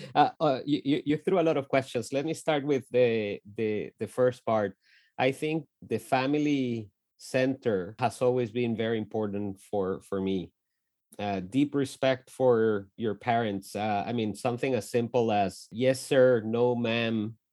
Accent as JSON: {"language": "English", "region": "Bogotá", "country": "Colombia", "tie": "born or raised there", "also_born_or_lived": "Lawrence, Kansas", "moved": "as an adult", "said": "we grew up in Bogota, in the north side of, uh, of the capital city of Colombia."}